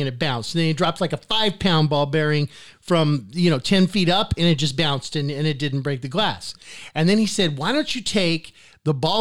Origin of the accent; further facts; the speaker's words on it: United States; I'm red-blooded American